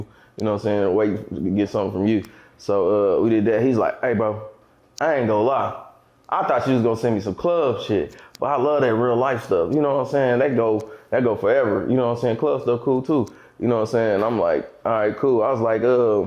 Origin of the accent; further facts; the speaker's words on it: Kansas City, Missouri, United States; I'm from Kansas City, Missouri. Born and raised, middle of the map